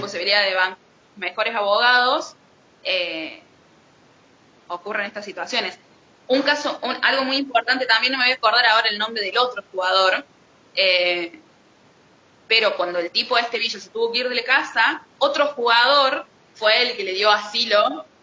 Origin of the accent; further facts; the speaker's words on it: Argentina; como argentinos